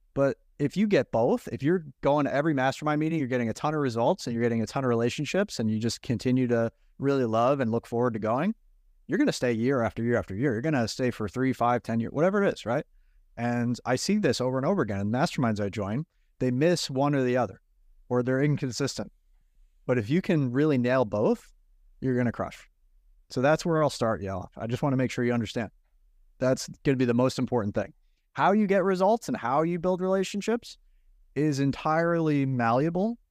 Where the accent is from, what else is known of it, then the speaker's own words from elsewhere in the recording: Long Island, New York, United States; I grew up in New York at Long Island